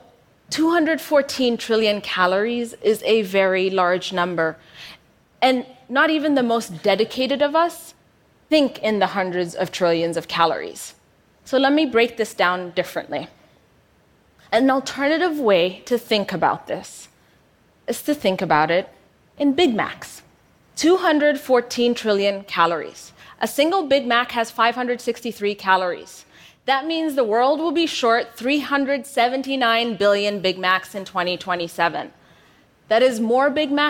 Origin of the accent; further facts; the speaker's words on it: Ethiopia; moved away as an adult; also born or lived in United States; I moved from Ethiopia to the US for university. Upon my return back home